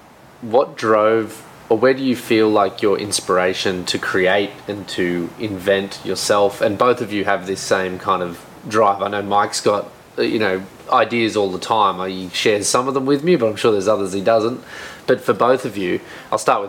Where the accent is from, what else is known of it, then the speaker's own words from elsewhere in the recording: Australia; I'm an Aussie